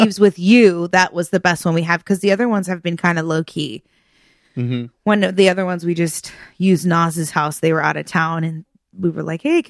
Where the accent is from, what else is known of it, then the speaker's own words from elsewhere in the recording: Rancho Santa Margarita, California, United States; My old neighbor that I grew up with in Rancho Santa Margarita, I've known her and her family since I was probably like 12 years old.